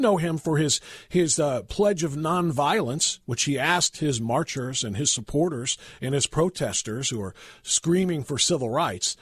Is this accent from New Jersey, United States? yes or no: no; Ohio, United States; my home state here of Ohio